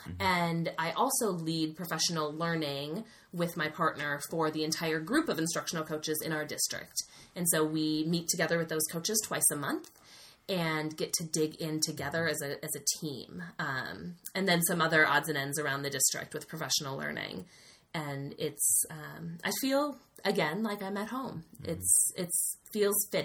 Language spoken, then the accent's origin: English; Wisconsin, United States; get a job back in my home state